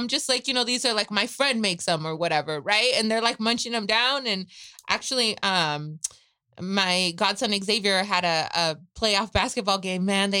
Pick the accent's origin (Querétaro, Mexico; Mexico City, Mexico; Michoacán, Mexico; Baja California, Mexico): Michoacán, Mexico; I'm from Michoacán.